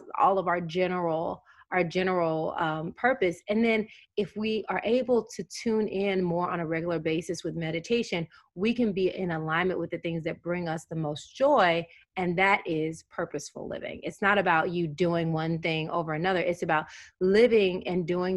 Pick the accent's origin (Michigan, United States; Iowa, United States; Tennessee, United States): Tennessee, United States; I grew up in Tennessee.